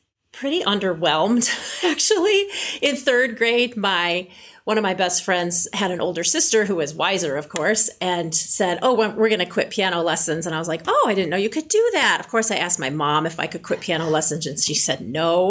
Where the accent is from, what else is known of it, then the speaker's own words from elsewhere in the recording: Illinois, United States; I'm from a small farming town, And I grew up in Illinois with traditional piano lessons.